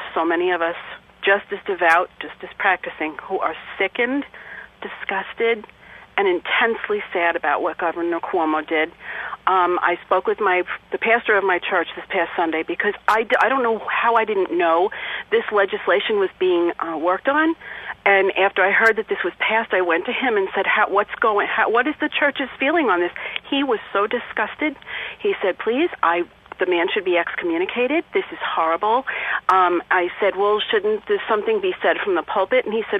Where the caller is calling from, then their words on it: Long Island, New York, United States; I'm calling as a New Yorker, as a lifelong devout and practicing Catholic